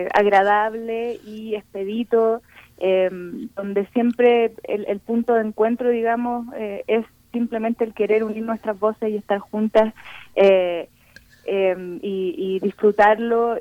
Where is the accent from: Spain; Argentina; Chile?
Chile; now in Mexico; como chilenas